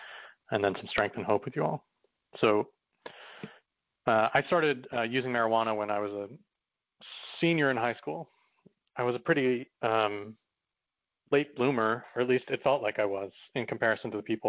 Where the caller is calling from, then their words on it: New York City, New York, United States; I'm calling from New York City.